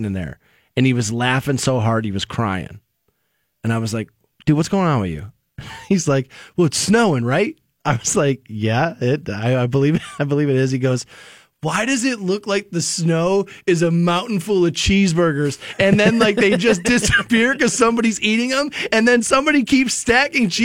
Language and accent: English; Twinsburg, Ohio, United States; when I was growing up in Twinsburg, the next city over is Solon